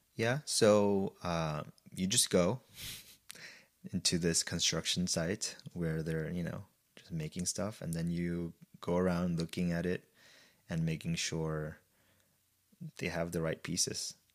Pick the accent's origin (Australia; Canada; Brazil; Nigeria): Brazil; moved away as an adult; I was born and raised in Brazil, and I went to an in-, international high school there